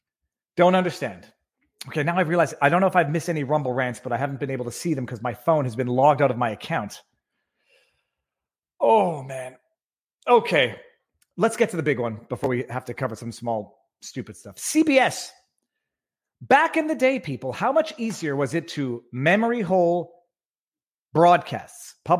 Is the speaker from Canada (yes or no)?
yes; Canada; I'm a Canadian looking to invest in a small American tackle company.